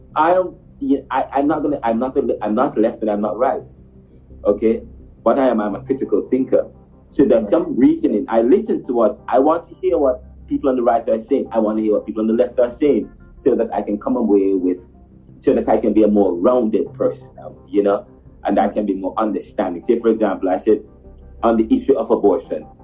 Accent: Jamaica; I'm from Jamaica

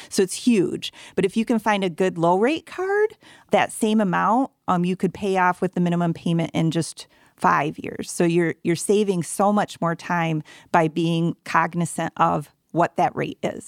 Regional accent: Grand Rapids, Michigan, United States; I'm born and raised in Grand Rapids

